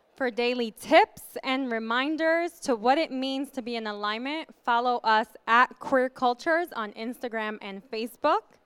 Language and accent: English; New York, United States; moved away as an adult; also born or lived in the South (US); a New Yorker who moved here two years ago